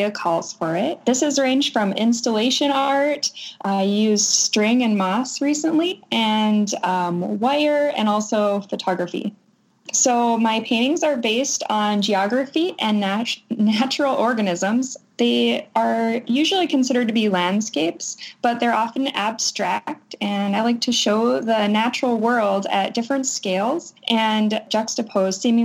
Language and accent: English; Rolette, North Dakota, United States; moved away as an adult; now in Arkansas, United States; I'm from Rowlett, North Dakota, and it's a town of about 500 people. I grew up on a farm.